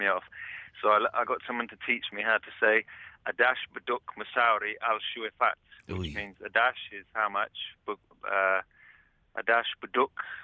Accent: England, United Kingdom; moved away as an adult; now in Lebanon

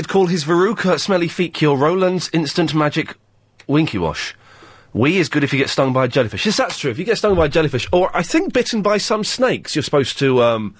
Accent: Slough, South East England, United Kingdom; the Britwell estate where I lived until I was 11, then I escaped.

